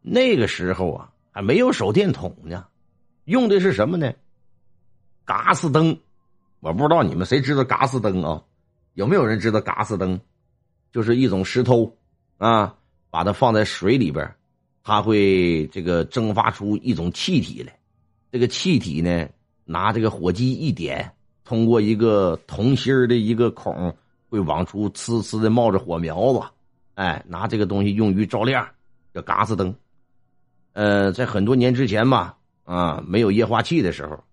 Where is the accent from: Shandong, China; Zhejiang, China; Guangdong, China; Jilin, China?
Jilin, China; 从小呢，生活在松花江水域上，啊，土生土长的吉林人